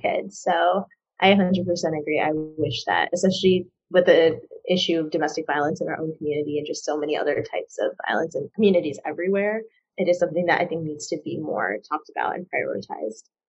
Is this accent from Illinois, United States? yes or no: yes; Chicago, Illinois, United States; also born or lived in Durham, North Carolina; I'm actually from the suburbs of Chicago